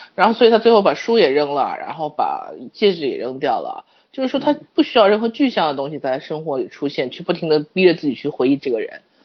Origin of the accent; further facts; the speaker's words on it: China; 我们中国人